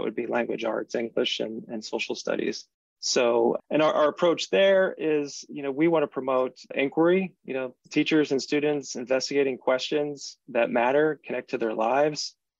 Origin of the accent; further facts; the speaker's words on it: New Jersey, United States; My home state, where I was born and raised, New Jersey